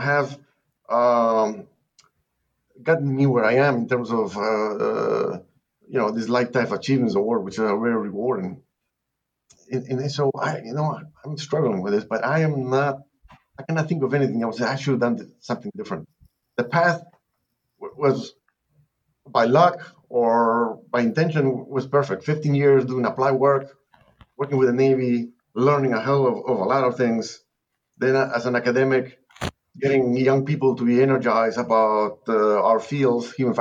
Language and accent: English; Lima, Peru; moved away as an adult; also born or lived in Nebraska; now in Texas, United States; this accent is not from Texas. I'm from Lima, Peru. I've been here 45 years